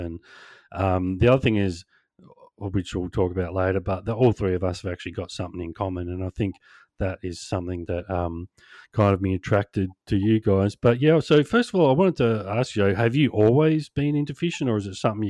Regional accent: Australia; No, it's funny because I'm just an Aussie

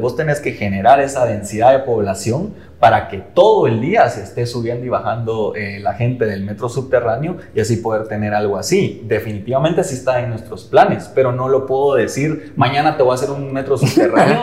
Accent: Guatemala; todos somos guatemaltecos

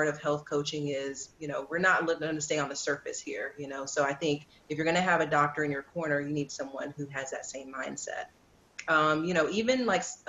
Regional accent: the South, United States; I'm from the South too

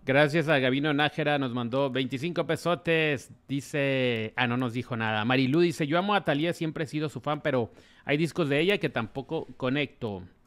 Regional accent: Ciudad Obregón, Sonora, Mexico; moved away; mi tierra, Obregón

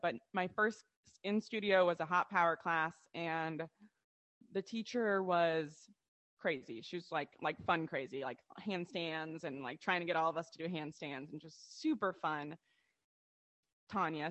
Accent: Ohio, United States; now in Charleston, United States; we're yeah from Ohio

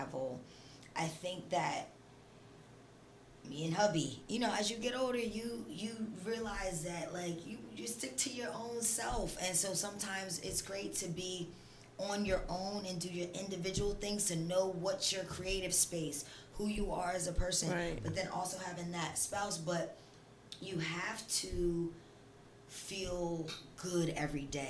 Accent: Swedesboro, New Jersey, United States; I'm from South Jersey. I'm from a little town called Swedesboro

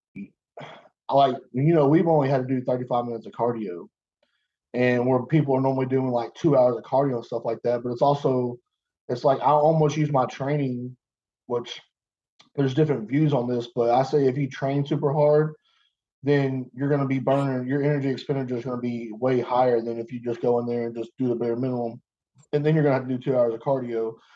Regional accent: Arkansas, United States; I'm from Arkansas

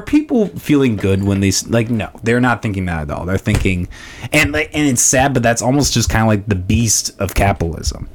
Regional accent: Orange City, Iowa, United States; also born or lived in Des Moines, Iowa; I grew up in Orange City

